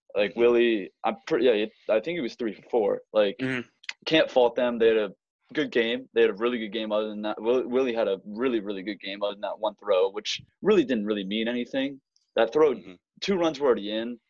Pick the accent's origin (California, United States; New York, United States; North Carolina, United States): North Carolina, United States; Raleigh; I'm from North Raleigh, North Carolina